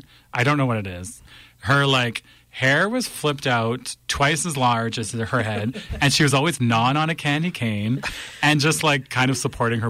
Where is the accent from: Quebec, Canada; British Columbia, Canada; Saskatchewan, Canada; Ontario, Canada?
Saskatchewan, Canada; Fillmore; I'm from Fillmore, Saskatchewan.